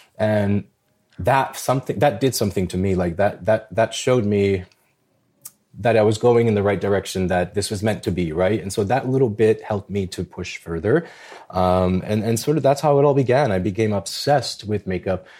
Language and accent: English; New York City, New York, United States; when I was growing up in the Bronx, uh, I'm a, I'm a, I'm a child of Albanian immigrant parents